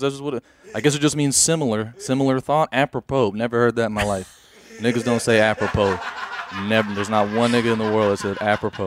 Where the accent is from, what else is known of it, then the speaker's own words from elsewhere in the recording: United States; I'm an American, too